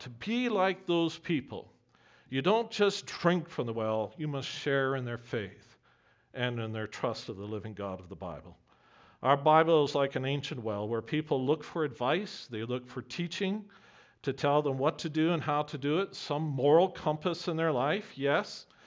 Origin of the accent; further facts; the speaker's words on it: Camrose, Alberta, Canada; when I was growing up in Camrose